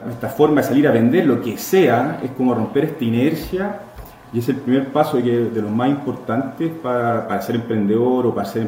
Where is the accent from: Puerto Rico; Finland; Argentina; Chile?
Chile; moved away as an adult; now in Mexico; efectivamente tengo el acento un poco distinto, soy chileno, pero ya llevo, voy a cumplir ocho años viviendo acá en, este hermoso país, México. Soy más chilengo, chilango que chileno.